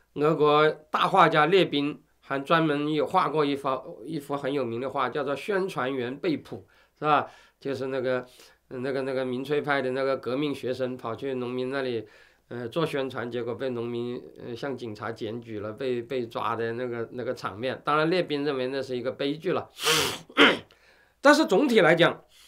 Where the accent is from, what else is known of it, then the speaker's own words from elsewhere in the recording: China; 后来我们中国人把它把这个词翻译成叫做“富农”